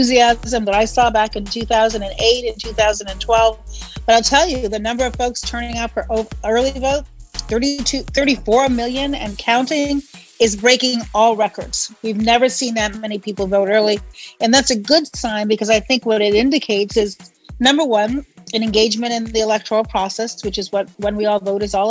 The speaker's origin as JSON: {"language": "English", "town": "Chicago", "region": "Illinois", "country": "United States", "said": "I'm from Chicago."}